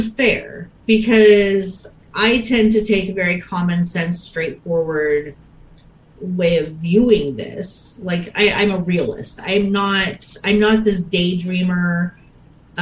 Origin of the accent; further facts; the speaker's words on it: United States; I'm an American